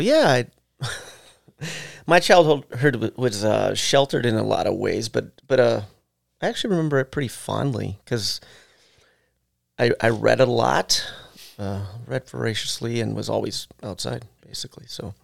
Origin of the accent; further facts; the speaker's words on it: Wisconsin, United States; I started school in Wisconsin, Gay Electric Tremplo School District.